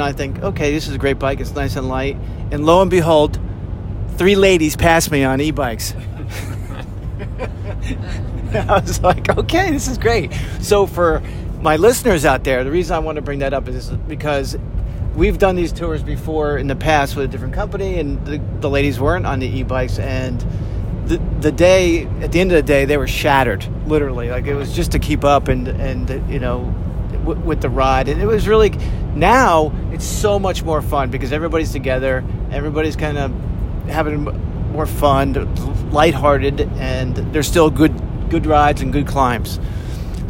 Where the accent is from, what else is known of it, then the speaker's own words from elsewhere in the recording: United States; I'm from America